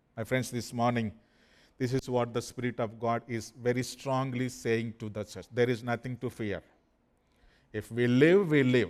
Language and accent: English; India; English is a second language; According to the Indian passport records, my qualification is just only seventh grade